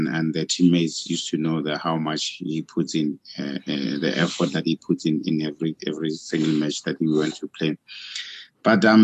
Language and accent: English; South Africa; as a South African